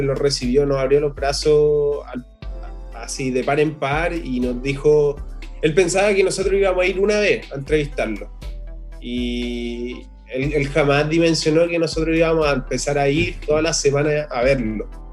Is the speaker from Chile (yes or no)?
yes; Puente Alto, Santiago Metropolitan Region, Chile; yo vengo de Puente Alto